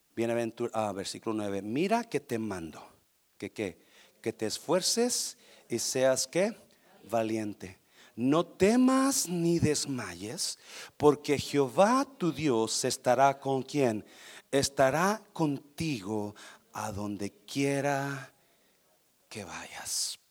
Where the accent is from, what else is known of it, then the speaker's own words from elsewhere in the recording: Nayarit, Mexico; also born or lived in Guanajuato; yo nací en el estado de Guanajuato, que es un estado seco, árido, pero me crié en el estado de Nayarit